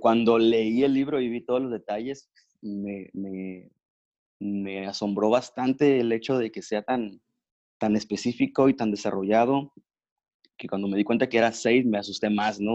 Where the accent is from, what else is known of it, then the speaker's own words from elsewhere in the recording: Ensenada, Baja California, Mexico; now in Mexicali, Mexico; actualmente vivimos en Mexicali, pero soy originario de Ensenada, California